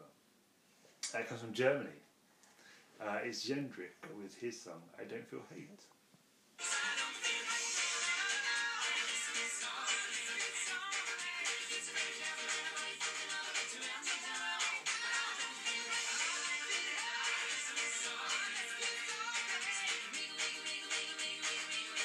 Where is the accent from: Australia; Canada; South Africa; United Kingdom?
United Kingdom; as a Brit